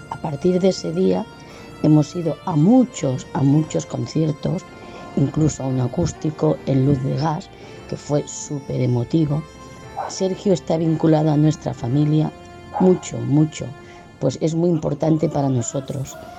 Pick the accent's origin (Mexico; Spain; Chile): Spain; Sabadell, Catalonia; Soy de Sabadell